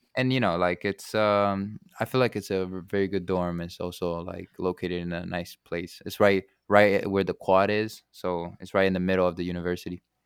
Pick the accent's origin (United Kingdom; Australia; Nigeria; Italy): Italy; Genoa, Liguria; now in Chicago, United States; it's my home country